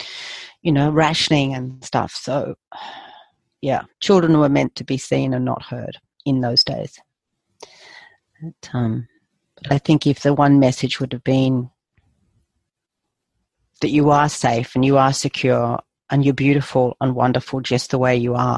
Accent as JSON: {"language": "English", "region": "England", "country": "United Kingdom", "said": "Being English"}